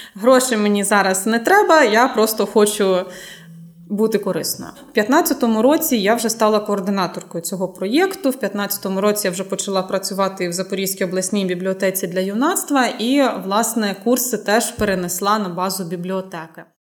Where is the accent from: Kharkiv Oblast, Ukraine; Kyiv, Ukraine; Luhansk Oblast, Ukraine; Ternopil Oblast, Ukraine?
Luhansk Oblast, Ukraine; moved away as an adult; now in Zaporizhzhia, Ukraine; народилася я і виросла на Луганщині